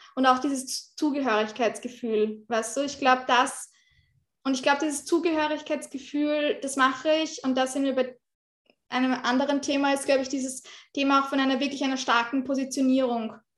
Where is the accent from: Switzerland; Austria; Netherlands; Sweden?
Austria; bei uns in Österreich